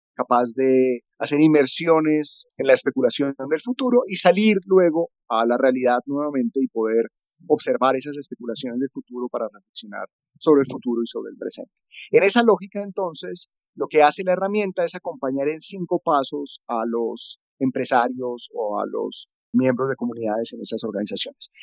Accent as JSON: {"language": "Spanish", "country": "Colombia", "also_born_or_lived": "Netherlands", "moved": "as an adult", "said": "yo soy diseñador, soy colombiano y estoy en este momento viviendo en Colombia"}